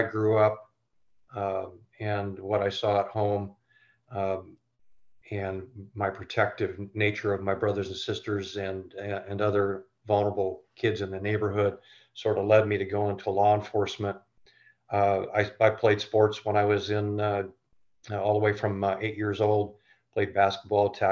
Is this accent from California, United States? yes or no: no; Renton, Washington, United States; I grew up in East Renton